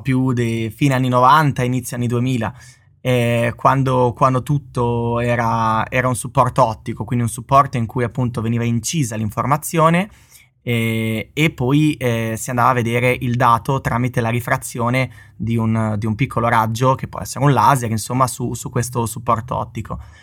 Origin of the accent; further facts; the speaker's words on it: Bologna, Emilia-Romagna, Italy; di Bologna come me